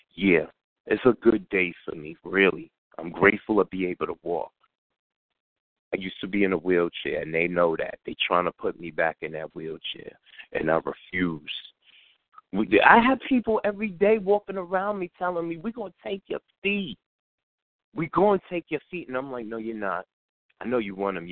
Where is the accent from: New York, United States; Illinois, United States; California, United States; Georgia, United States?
New York, United States; New York City; I'm in the community where I grew up